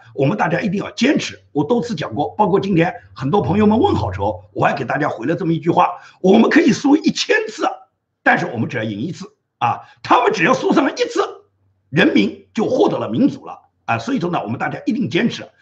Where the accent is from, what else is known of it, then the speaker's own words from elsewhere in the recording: China; now in United States; 我们中国人，所有在大陆生活过的人